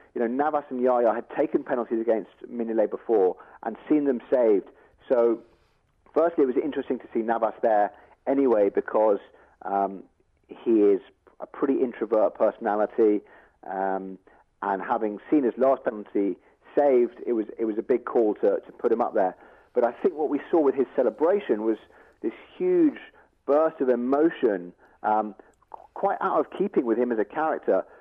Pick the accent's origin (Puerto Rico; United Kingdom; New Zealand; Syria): United Kingdom; England; I'm English